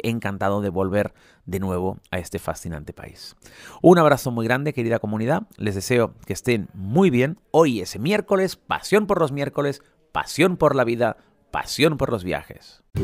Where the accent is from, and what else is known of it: Spain